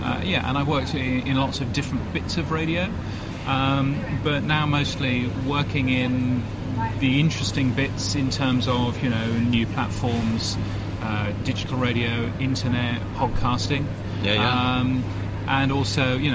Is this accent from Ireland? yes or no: no; United Kingdom; also born or lived in London; now in Australia; I'm a Brit